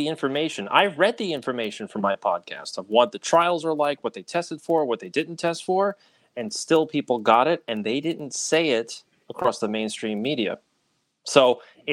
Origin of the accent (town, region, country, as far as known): Long Island, New York, United States; born or raised there